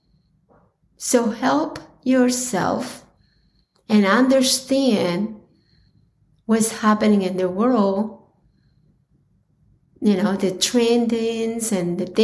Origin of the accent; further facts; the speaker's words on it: Colombia; growing up in Colombia